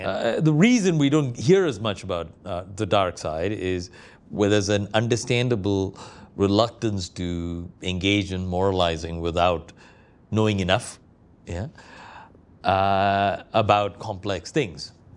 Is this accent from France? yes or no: no; Kochi, Kerala, India; now in London, United Kingdom; I was recently in my hometown of Cochin, India